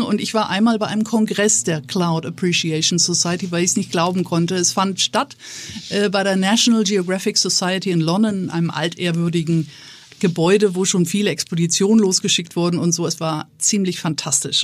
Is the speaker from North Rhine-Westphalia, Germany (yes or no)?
no; Neumünster, Schleswig-Holstein, Germany; moved away as an adult; wenn man an einem schrecklichen Ort wie in meinem Fall Neumünster geboren ist